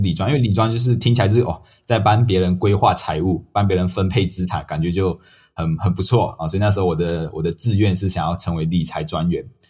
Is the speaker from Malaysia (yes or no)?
yes; Malaysia; moved away as an adult; now in Taiwan; 我是马来西亚人，那我从马来西亚来到台湾念书